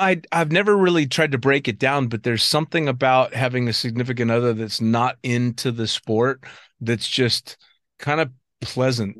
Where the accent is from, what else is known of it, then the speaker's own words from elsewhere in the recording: United States; being in Cross Keys as an American